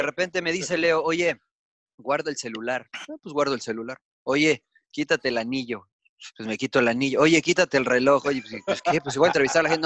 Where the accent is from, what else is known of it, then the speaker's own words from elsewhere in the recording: Mexico; accent: Mexican; se dieron cuenta de mi acento, se empezaron a poner un poquito agresivos porque mexicano